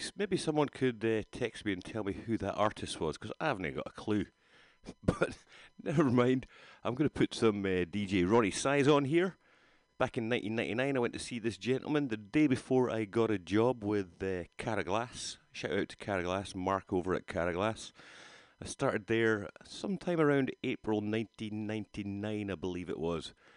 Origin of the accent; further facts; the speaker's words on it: Rhu, Scotland, United Kingdom; now in California, United States; I grew up in Rue, just across the water from there.